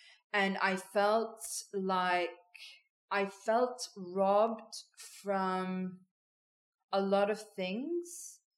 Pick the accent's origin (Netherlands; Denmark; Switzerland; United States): Switzerland; had I continued to have the open dialogue that I had when I was growing up in Switzerland.